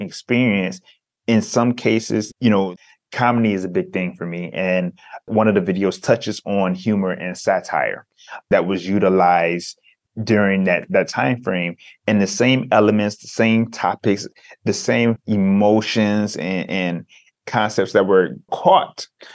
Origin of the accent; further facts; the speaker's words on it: Detroit, Michigan, United States; growing up in Detroit as a African-American male